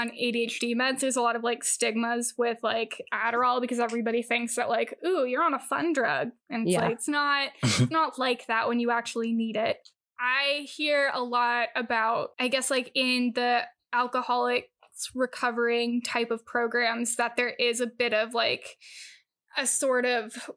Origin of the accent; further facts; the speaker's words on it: California, United States; having grown up in California